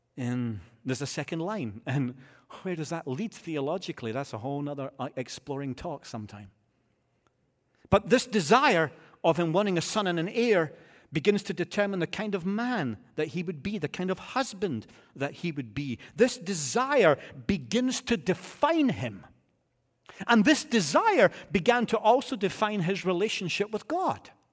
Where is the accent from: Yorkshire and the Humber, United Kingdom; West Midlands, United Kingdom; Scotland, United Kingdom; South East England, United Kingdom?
Scotland, United Kingdom; I'm a Scotsman